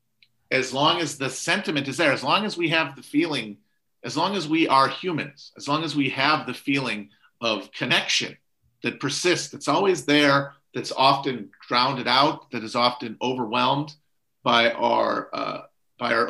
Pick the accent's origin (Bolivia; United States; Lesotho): United States; secular Americans, who I am